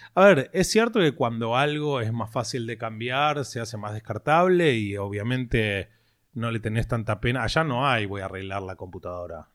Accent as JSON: {"language": "Spanish", "area": "Greater Buenos Aires west zone", "region": "Buenos Aires Province", "country": "Argentina", "tie": "born or raised there", "moved": "as an adult", "lives_now": "Miami, United States", "said": "Nací en Capital, pero vivíamos en Morón, a los tres años nos mudamos a, a Burlingame, así que zona oeste de toda la vida"}